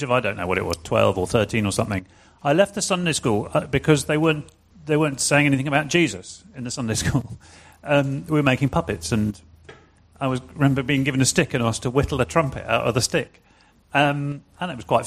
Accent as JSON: {"language": "English", "area": "near Cambridge", "region": "East of England", "country": "United Kingdom", "tie": "born or raised there", "also_born_or_lived": "Glasgow", "moved": "yes", "lives_now": "London, United Kingdom", "said": "we left there when I was six. I grew up near Cambridge"}